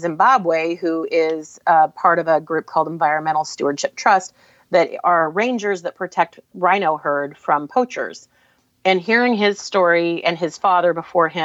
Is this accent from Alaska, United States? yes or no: yes; Alaska, United States; now in Portland, United States; I grew up in Alaska, but my family is all Portland people